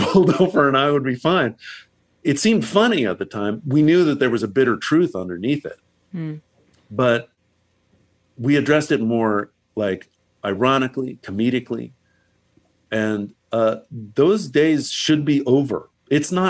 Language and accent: English; Virginia, United States; now in Los Angeles, United States; my home state of Virginia.